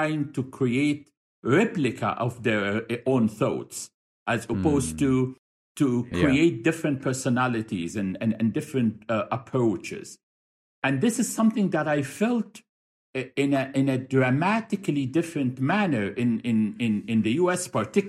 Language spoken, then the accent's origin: English; Cairo, Cairo Governorate, Egypt; moved away as an adult; also born or lived in Bahrain / United States; now in Doha, Qatar; I am from Cairo, Egypt. I was raised there